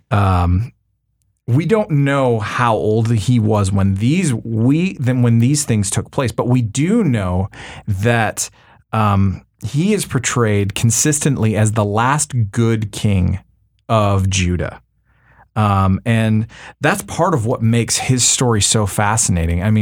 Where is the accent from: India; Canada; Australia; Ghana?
Canada; now in United States; you know as a Canadian